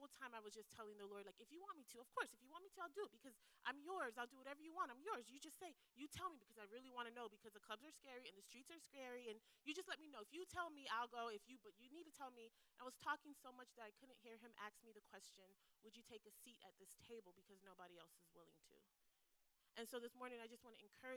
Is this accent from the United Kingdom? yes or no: no; Belize; moved away as an adult; now in Tampa, United States; I'm from Belize